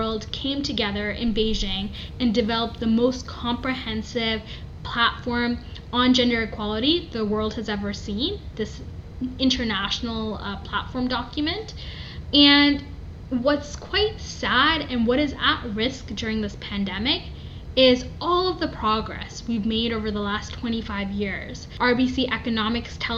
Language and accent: English; Toronto, Ontario, Canada; I did my master's in public health at the University of Toronto, so really, you know, grounded in my hometown